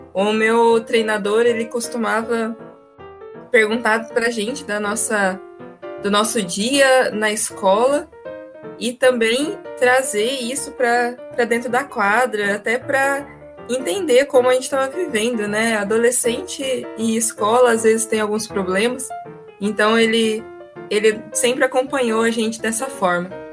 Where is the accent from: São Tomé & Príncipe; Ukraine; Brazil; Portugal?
Brazil; São José dos Campos, São Paulo; now in Uberlândia, Brazil; eu também mudei para Uberlândia, eu sou do interior de São Paulo, de São José dos Campos.